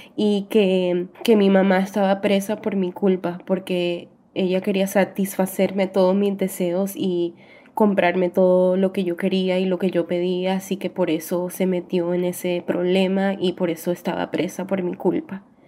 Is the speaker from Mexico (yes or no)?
no; New York, United States; Vivo en Nueva York, nací aquí en Nueva York